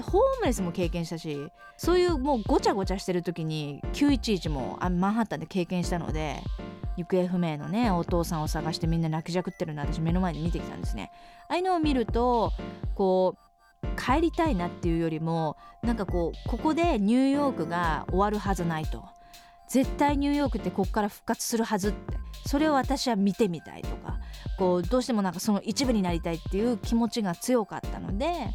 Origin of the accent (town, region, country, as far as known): Japan; moved away as an adult; now in New York, United States